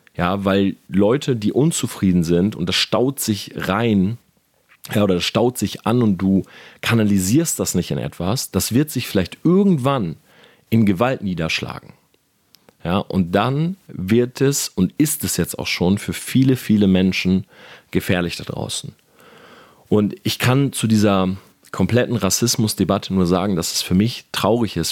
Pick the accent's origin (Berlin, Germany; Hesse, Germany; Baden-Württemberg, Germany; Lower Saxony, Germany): Lower Saxony, Germany; Delmenhorst; now in Munich, Germany; ich bin groß geworden in Delmenhorst